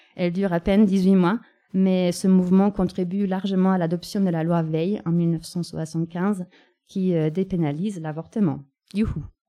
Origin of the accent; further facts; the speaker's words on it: Germany; now in France; dans la capitale de mon pays natal